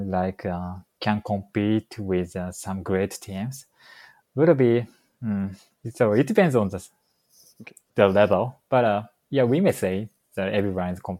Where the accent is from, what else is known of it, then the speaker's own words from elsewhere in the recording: Tokyo, Japan; moved away as an adult; now in Chicago, United States; I'm from Tokyo, um, the area around Tokyo. So I was living in Tokyo before coming to the United States.